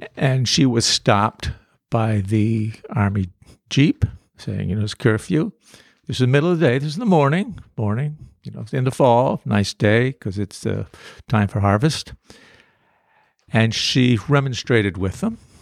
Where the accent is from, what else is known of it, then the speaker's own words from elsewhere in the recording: North Bennington, Vermont, United States; I'm from North Bennington